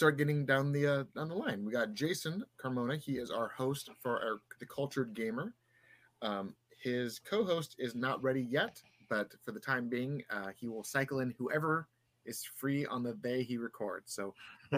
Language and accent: English; San Diego, California, United States; moved away; I'm originally from San Diego. I grew up North County, San Diego